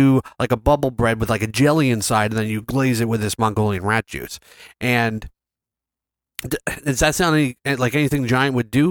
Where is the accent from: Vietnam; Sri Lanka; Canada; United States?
Vietnam; I'm from Vietnam. And we have this juice.